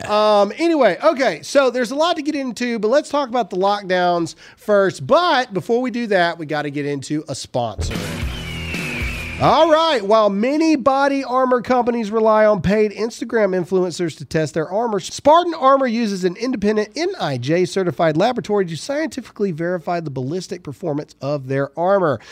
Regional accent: Mississippi, United States; my home state of Mississippi

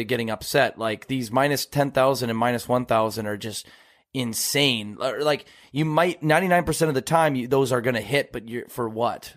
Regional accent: Oklahoma, United States; I do not sound like I'm from Texas. I'm from Oklahoma

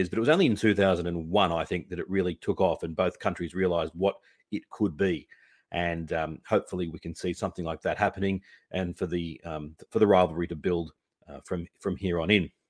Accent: Australia; it was a humbling experience as well as an Australian cricket fan to realize just how much the presence of our team in um, Pakistan meant to the people of Pakistan.

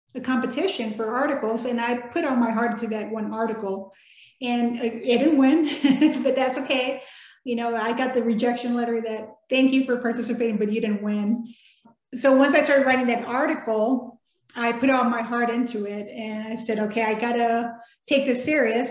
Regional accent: Texas, United States; first language Spanish; English is a second language; moved away as an adult; also born or lived in Mexico / Biloxi, Mississippi; I was born in Mexico, of course, and moved to Texas

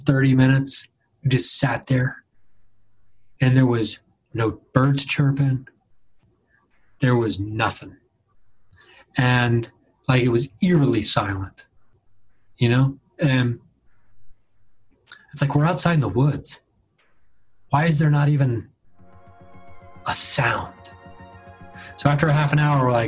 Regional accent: Dayton, Ohio, United States; now in Los Angeles, United States; I grew up in Southern Ohio and back in Dayton

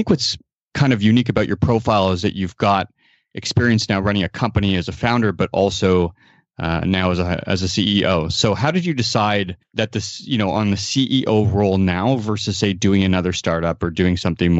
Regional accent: Toronto, Ontario, Canada; moved away; We're both originally from Toronto.

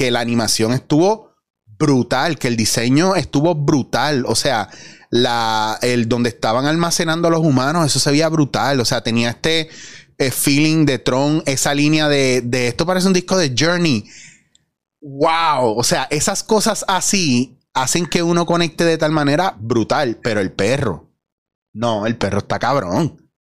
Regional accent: Puerto Rico; Como puertorriqueño, como persona normal en la calle

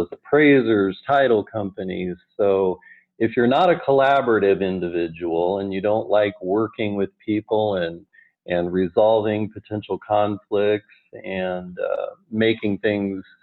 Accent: Omaha, Nebraska, United States; also born or lived in Wayne, Nebraska; I'm from the Omaha area, and at 17 years ago, we moved back

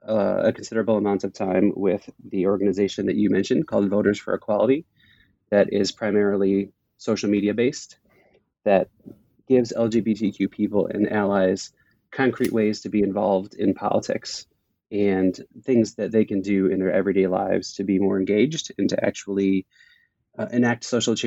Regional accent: Midwest, United States; Thank you, Christina, for having us on the podcast. I am a Midwesterner, and I spent most of my life here in the Midwest

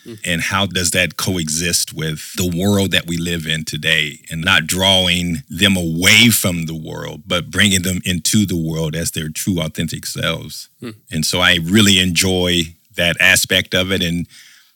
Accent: Anderson, Indiana, United States; born and raised in Anderson, Indiana

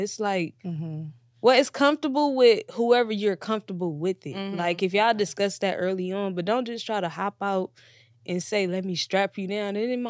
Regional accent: Inglewood, California, United States; I'm a chef from L.A. I'm from Inglewood.

